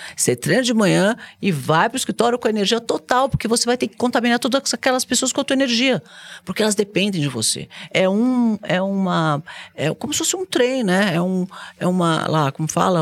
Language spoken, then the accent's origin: Portuguese; Brazil; eu sou brasileira